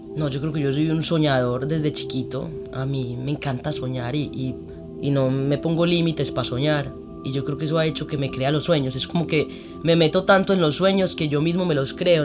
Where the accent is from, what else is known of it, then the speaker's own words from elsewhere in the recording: Medellín, Antioquia, Colombia; yo crecí en un colegio en Medellín, que es el Montessori